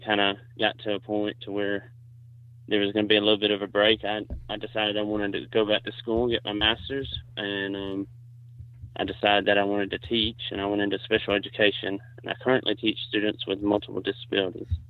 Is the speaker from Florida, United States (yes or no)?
no; Alabama, United States; also born or lived in South Carolina; I'm from Alabama. I currently live on the Warrior River.